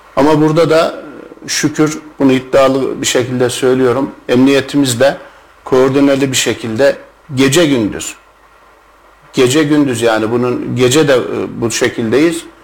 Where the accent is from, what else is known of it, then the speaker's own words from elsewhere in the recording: Kayseri Province, Turkey; bin dokuz yüz altmış dört Kayseri doğumluyum.